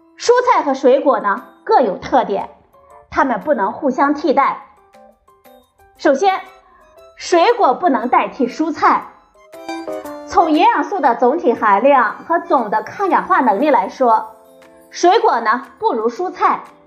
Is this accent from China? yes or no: yes; China; 对我们中国人来说